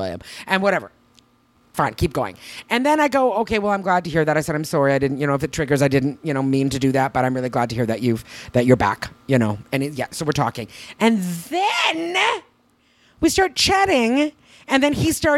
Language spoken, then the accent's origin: English; Canada; now in Los Angeles, United States; I'm from Canada